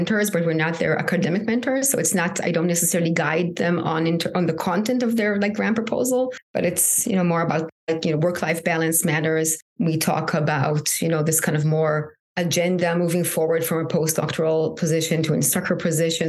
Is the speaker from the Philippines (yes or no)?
no; Israel; moved away as an adult; now in United States; I'm originally from Israel. I'm sure that has impacting my identity living in the U.S.